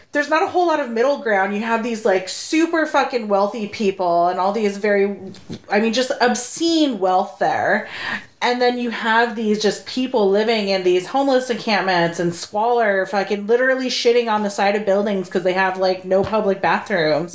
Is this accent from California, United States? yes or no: yes; Sacramento, California, United States; I'm from Sacramento. We're recording in Sacramento right now